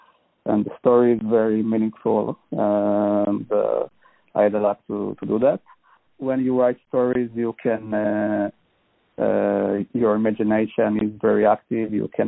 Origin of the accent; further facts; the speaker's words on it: Israel; From Israel.